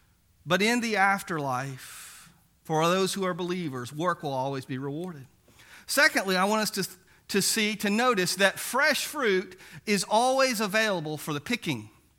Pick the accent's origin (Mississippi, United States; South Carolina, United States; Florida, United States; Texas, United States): Mississippi, United States; Biloxi; But one of the things about growing up in Biloxi is that occasionally we could go down, and my older brother would take me down to the beach, and we'd go throw that net for mullet.